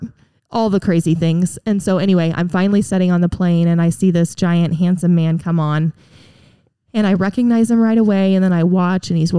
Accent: Missouri, United States; I grew up in Missouri. I grew up on a cattle ranch in a small town.

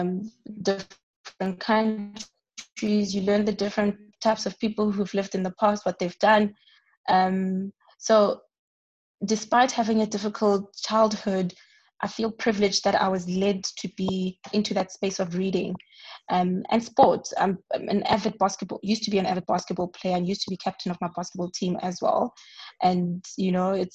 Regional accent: Hammanskraal, Gauteng, South Africa; moved away as an adult; I grew up in Hammanskraal, a township that's just north of Pretoria.

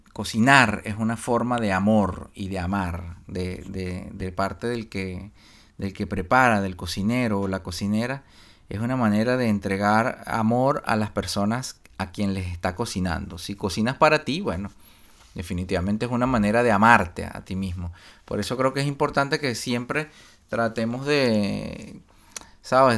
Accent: Barquisimeto, Lara, Venezuela; moved away as an adult; yo me fui de la, de de Barquisimeto, de mi casa, qué sé yo, a los 20 años, 19 por ahí

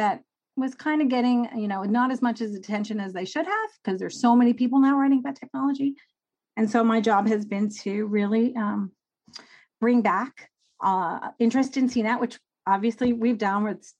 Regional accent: New York, United States; I grew up in New York

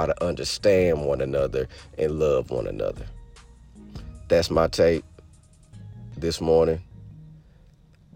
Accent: United States; I'm an American. I'm proud to be an American

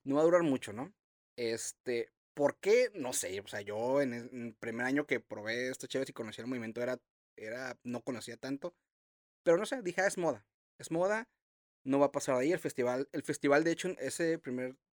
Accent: Tijuana, Baja California, Mexico; nací en Tijuana. Este, he vivido prácticamente toda mi vida aquí

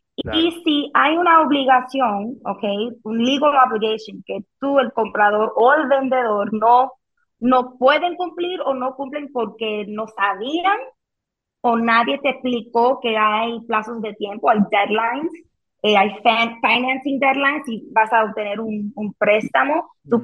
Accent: Miami, Florida, United States; first language Spanish; aquí en, Miami, donde yo nací

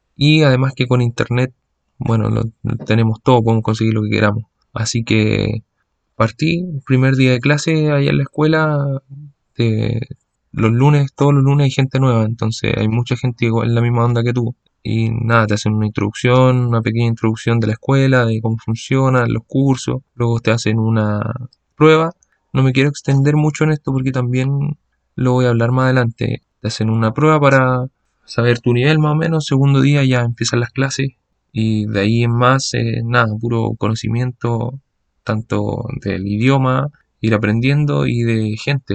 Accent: Santiago, Santiago Metropolitan Region, Chile; moved away; yo soy de Santiago, me moví en metro gran parte de mi vida

